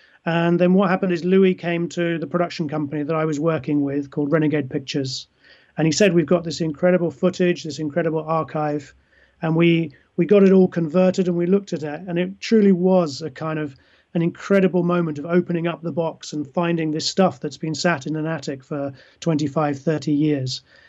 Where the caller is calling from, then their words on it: London, United Kingdom; I'm speaking from London in England, so I feel very far away from you